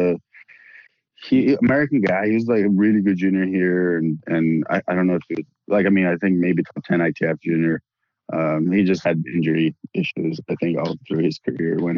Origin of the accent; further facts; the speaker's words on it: Brazil; moved away as an adult; also born or lived in United States; I'm from Brazil, born and raised there, played all my junior tennis in Brazil